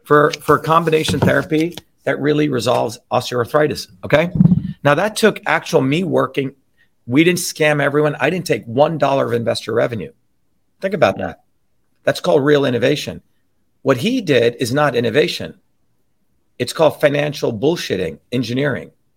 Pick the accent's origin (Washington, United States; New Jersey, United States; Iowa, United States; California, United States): New Jersey, United States; where I grew up in New Jersey